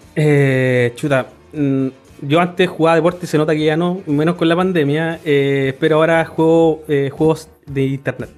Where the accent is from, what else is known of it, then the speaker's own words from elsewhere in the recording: Concepción, Biobío, Chile; yo soy de Concepción, nacido también en Concepción toda mi vida